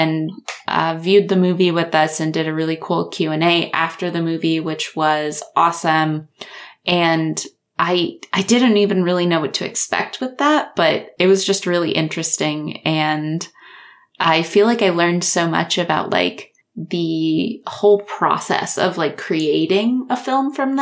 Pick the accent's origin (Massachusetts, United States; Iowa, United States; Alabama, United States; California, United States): Iowa, United States; where I went to college and, and, like, close to where I grew up